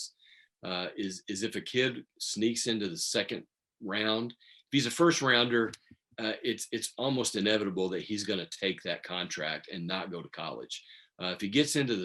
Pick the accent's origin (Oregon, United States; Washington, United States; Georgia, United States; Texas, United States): Texas, United States; Midland; growing up in Midland